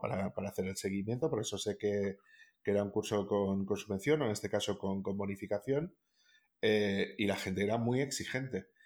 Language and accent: Spanish; Castile and León, Spain; en el caso de Castilla León, por ejemplo, que es de donde yo soy